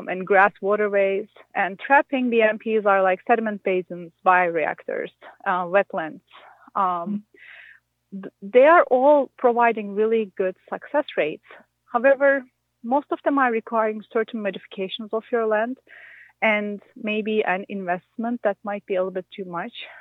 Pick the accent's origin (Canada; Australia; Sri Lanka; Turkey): Turkey; moved away as an adult; now in Minnesota, United States; I'm not from Minnesota. I'm from Turkey. And I moved to Minnesota for my job at MSU